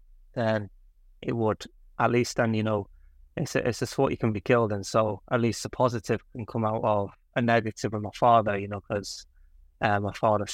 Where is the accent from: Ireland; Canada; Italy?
Ireland; Connacht; accent: Mancunian; Obviously you can't tell I grew up in Ireland with my accent, sorry, Mancunian, but I grew up there because my family are from there, my mum's side